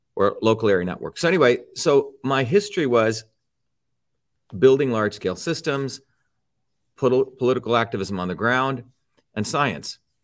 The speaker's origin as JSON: {"language": "English", "region": "New Jersey", "country": "United States", "tie": "born or raised there", "also_born_or_lived": "India", "said": "when I came to the United States in nineteen seventy, I settled in New Jersey, came here when I was seven, and by the time I was fourteen, um, not only did I like sports growing up in Jersey"}